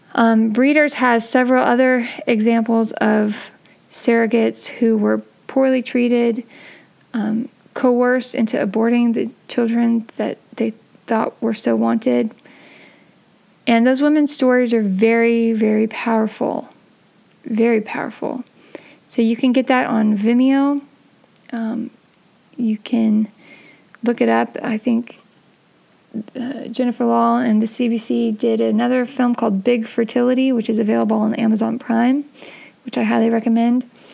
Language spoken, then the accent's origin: English; San Francisco, California, United States; I grew up in San Francisco